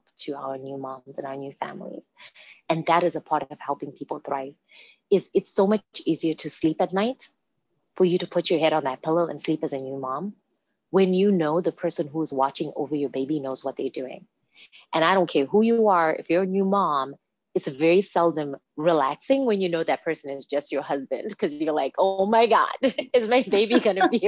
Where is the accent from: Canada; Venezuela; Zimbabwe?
Zimbabwe; now in Redmond, United States; I was born and raised in Zimbabwe